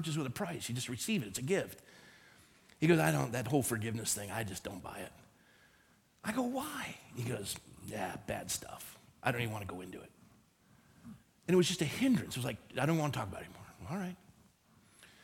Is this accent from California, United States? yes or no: yes; Coronado, California, United States; also born or lived in Phoenix, Arizona; I grew up in Coronado, California